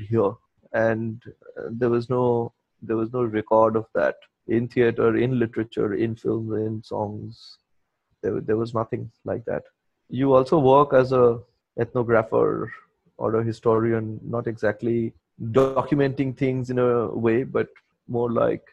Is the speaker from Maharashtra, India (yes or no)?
no; Kolkata, West Bengal, India; also born or lived in Silchar, Assam, India; when I was growing up in Salt Lake, I grew up with a lot of friends who were deeply into addiction